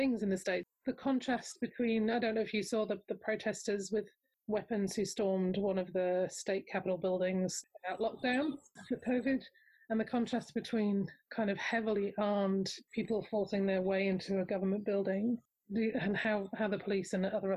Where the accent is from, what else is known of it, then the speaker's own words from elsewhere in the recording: Australia; I'm Australian